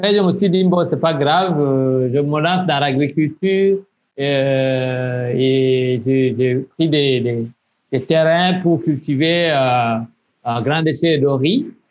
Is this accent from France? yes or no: no; south of Burundi, Burundi; moved away as an adult; also born or lived in Burkina Faso; je suis burundais. Euh, je suis né au sud du Burundi, euh, où j'ai grandi